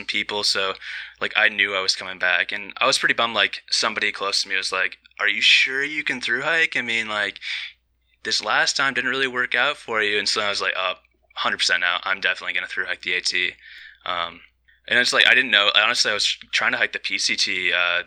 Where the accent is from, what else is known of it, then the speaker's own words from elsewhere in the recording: Okemos, Michigan, United States; I'm from a small town called Okemos. It's the Lansing area, like center of the state, right next to Michigan State